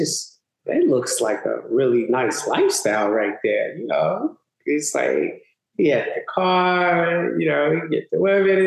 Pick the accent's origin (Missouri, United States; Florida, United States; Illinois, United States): Illinois, United States; Chicago; also born or lived in Mississippi; now in Los Angeles, United States; growing up on the South Side of Chicago, it was a typical in the 70s. 80s.